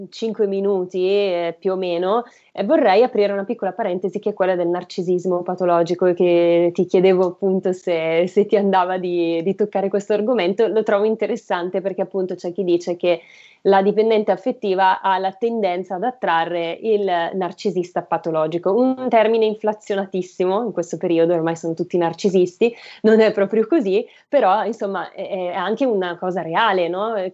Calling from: Legnano, Lombardy, Italy; dall'Alto Milanese, Legnano

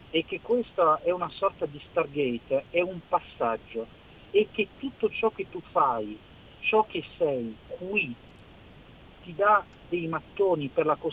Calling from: Milan, Lombardy, Italy; siamo da Milano

